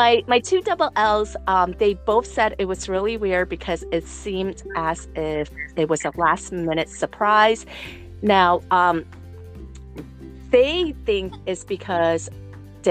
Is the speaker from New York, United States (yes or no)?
yes; New York City, New York, United States; moved away as an adult; also born or lived in Franklin, Indiana; now in Kansas, United States; I'm originally from New York City